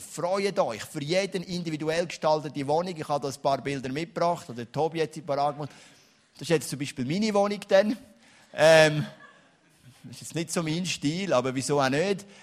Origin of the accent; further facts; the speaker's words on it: Switzerland; als Schweizer